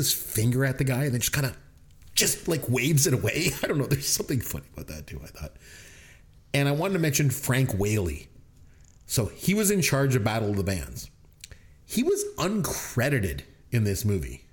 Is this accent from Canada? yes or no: yes; Canada; As a Canadian